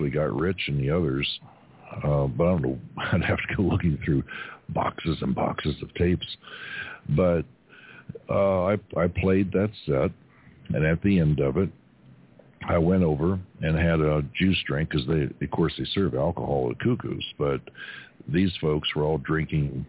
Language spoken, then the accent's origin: English; Kentucky, United States; now in Arizona, United States; when I was a kid growing up in Kentucky